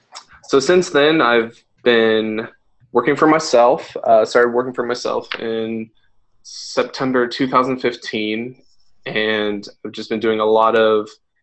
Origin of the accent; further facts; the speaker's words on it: Pittsburgh, Pennsylvania, United States; moved away as an adult; now in Cleveland, United States; I'm a graphic designer and illustrator based here in Cleveland, although I'm originally from Pittsburgh. I moved to Cleveland about a year and a half ago. Lived in Pittsburgh for 20 years.